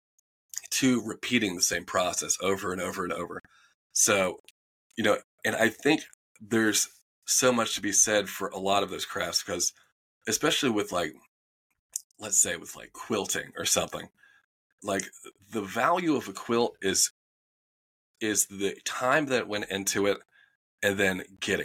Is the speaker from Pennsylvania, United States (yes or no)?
no; Winston-Salem, North Carolina, United States; moved away as an adult; also born or lived in Raleigh, North Carolina; I'm from Winston-Salem, North Carolina. So it's old Southern man.